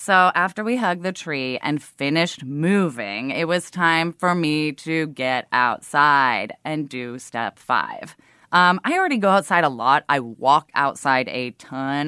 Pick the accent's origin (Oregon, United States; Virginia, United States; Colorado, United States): Oregon, United States; Portland; now in Brooklyn, United States; I grew up in Portland, Oregon, right at the edge of the city